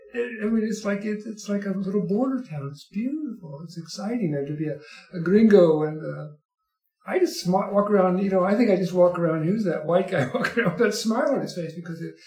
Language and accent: English; Kentucky, United States; moved away as an adult; also born or lived in Tucson, Arizona; now in Cochise County, United States; I grew up in Kentucky.